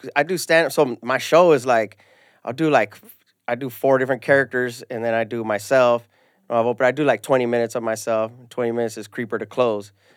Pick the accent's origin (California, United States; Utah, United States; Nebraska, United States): California, United States; Ventura County; also born or lived in San Fernando; well, I grew up in Ventura County. Well, I was born in San Fernando, lived here when I was little